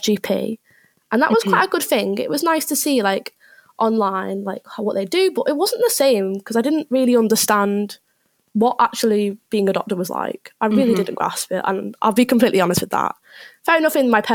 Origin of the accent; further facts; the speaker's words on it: Liverpool, North West England, United Kingdom; moved away as an adult; now in Leeds, United Kingdom; I'm from Liverpool, nearabouts